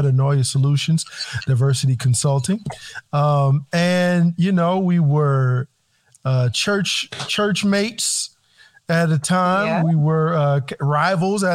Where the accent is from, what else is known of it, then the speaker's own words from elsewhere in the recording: Hammond, Indiana, United States; Manesha and I grew up in Hammond, Indiana